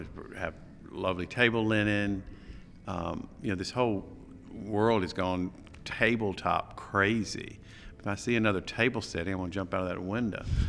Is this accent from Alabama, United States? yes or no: yes; Alabama, United States; moved away as an adult; now in New York, United States; I'm from Alabama